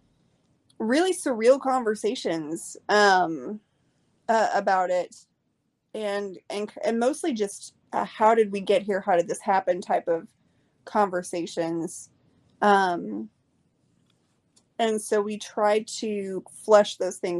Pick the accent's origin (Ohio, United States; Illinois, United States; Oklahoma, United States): Oklahoma, United States; I'm from Oklahoma